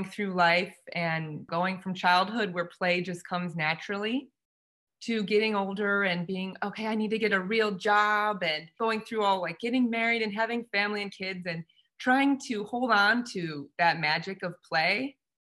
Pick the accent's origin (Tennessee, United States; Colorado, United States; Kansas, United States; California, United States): California, United States; San Diego; my hometown